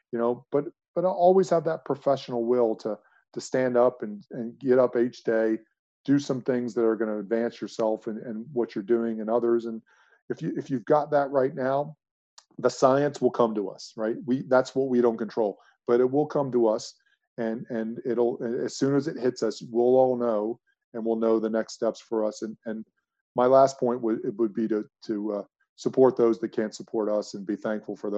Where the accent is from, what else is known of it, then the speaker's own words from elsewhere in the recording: United States; moved away as an adult; also born or lived in United Kingdom; being an American in a UK environment